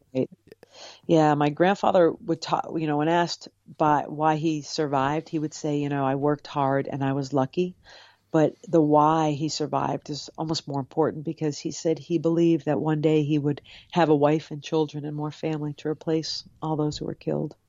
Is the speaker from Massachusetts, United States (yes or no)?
yes; Cape Cod, Massachusetts, United States; I grew up on Cape Cod